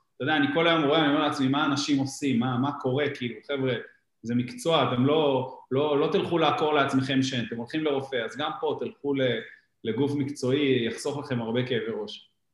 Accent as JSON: {"language": "Hebrew", "town": "Givatayim", "region": "Tel Aviv District", "country": "Israel", "tie": "born or raised there", "said": "אנחנו ילידי גבעתיים"}